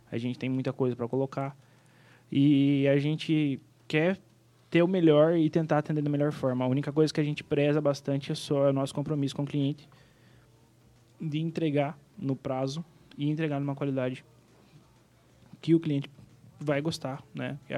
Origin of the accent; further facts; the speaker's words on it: Planalto, Rio Grande do Sul, Brazil; Bem então. Né? influenciada. Eu sou gaúcho, né?